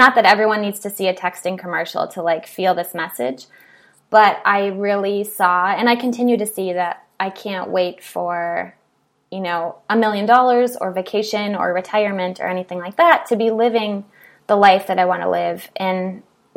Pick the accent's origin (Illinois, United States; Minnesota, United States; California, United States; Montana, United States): Minnesota, United States; So I grew up in Minnesota. I'm from a really, really small town that's very homogenous.